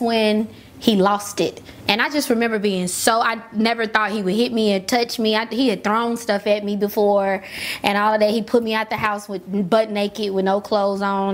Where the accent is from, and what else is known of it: Memphis, Tennessee, United States; born or raised there